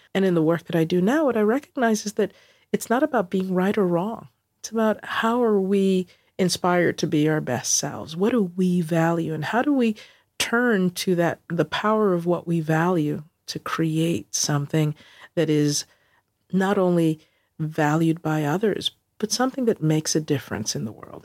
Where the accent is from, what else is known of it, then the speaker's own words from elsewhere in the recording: New York City, New York, United States; moved away as an adult; also born or lived in South Bronx / Fort Lauderdale / Dallas; I grew up in Queens